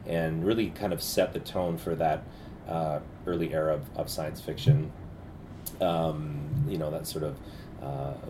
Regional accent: Winnipeg, Manitoba, Canada; moved away as an adult; also born or lived in Vancouver; I grew up in Winnipeg

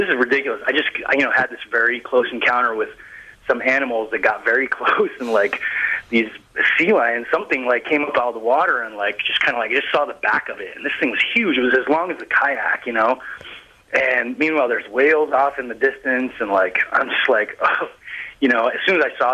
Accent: Colorado, United States; moved away; also born or lived in Denver / Vermont; I grew up in Colorado, so I was in the mountains all the time when I was a kid

